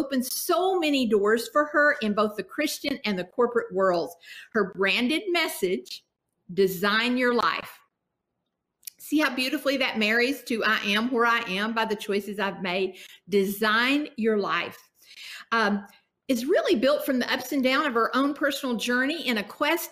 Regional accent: Kentucky, United States; I am from Kentucky

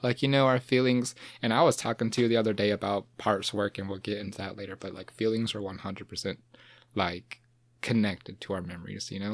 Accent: Midway, Georgia, United States; now in Savannah, United States; I grew up in Midway

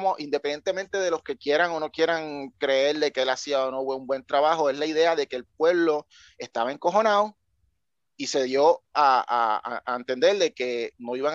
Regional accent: Puerto Rico; moved away; yo cuando me fui de Puerto Rico, eh, una de las muchas razones era porque yo no le veía un potencial a, Puerto Rico a, mejorar.

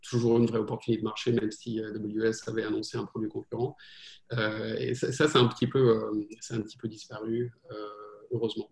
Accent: France; moved away as an adult; also born or lived in United States; now in New York, United States; j'ai grandi en France euh, et euh, donc j'ai passé à peu près la moitié de ma vie en France

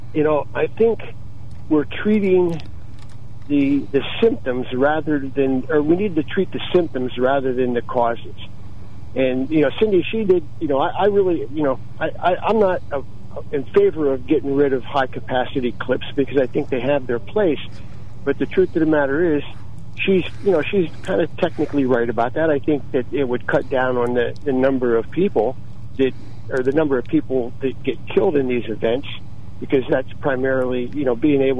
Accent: South Williamsport, Pennsylvania, United States; I grew up there in South Williamsport

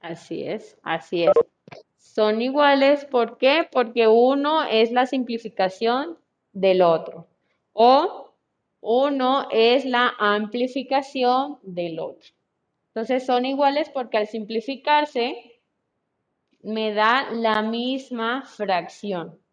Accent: Colombia; now in Mexico; yo soy de Colombia

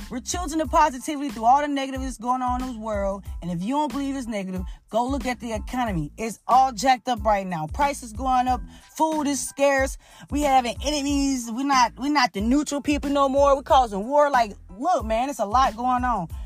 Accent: Mississippi, United States; I'm from Mississippi.

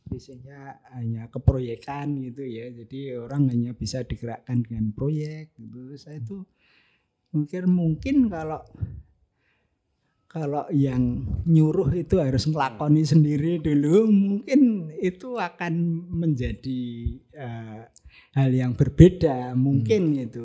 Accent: Ungaran, Central Java, Indonesia; born there; saya lahir di Ungaran tapi leluhur saya dari ibu itu dari Imbluro

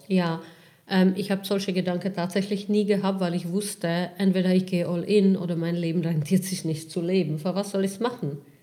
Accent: Czechia; now in Germany; Ich komme ursprünglich aus Tschechien. Ähm, ich bin vor fast 20 Jahren nach Deutschland gekommen

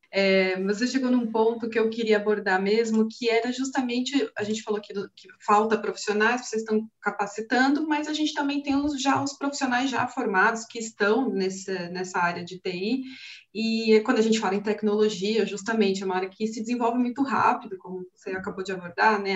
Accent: Brazil

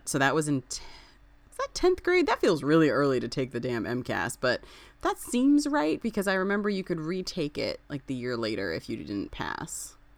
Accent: Springfield, United States; I grew up in Springfield. I went to school in Springfield

